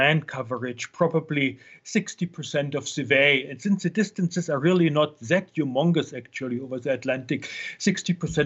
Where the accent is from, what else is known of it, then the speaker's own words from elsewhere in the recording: Germany; now in United States; I'm from Germany originally